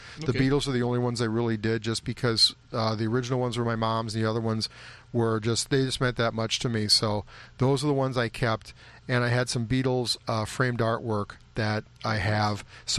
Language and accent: English; St. Louis Park, Minnesota, United States; that has a different meaning to both of us because of our knowledge of the group, members of the group, growing up in St. Louis Park.